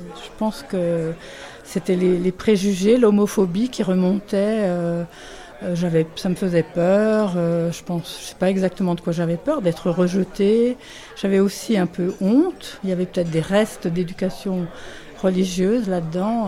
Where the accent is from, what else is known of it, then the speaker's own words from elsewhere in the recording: France; moved away as an adult; also born or lived in England; now in Geneva, Switzerland; je suis française, je vis à Genève depuis une trentaine d'années.